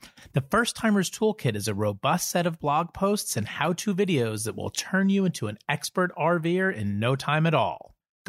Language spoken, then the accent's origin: English; East Coast, United States; We're also from the East Coast. And it's like, if there were amazing boondocking sites all around where I live, we would be there.